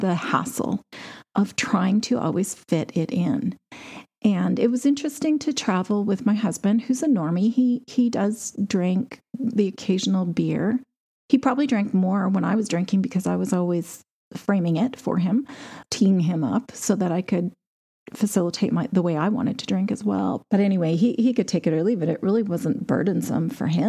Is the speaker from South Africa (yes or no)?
no; Canada; As a Canadian